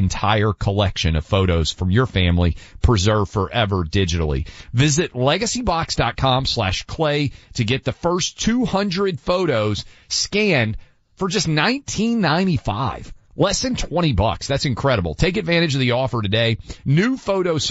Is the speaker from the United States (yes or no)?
yes; Tennessee, United States; my home state of Tennessee, down in my mom's hometown of Chattanooga